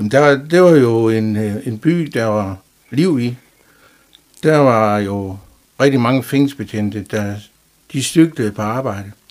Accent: Jerup, North Denmark Region, Denmark; Ja, jeg er født i Jerup i 1959.

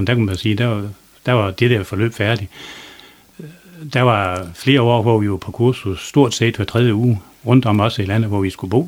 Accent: Try, south of Dronninglund, North Denmark Region, Denmark; also born or lived in Østervrå; Jeg er blevet født i Try, lige syd for Thorsøy

